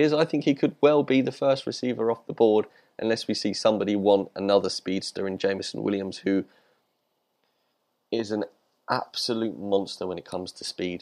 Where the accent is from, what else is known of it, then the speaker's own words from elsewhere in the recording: United Kingdom; I'm British.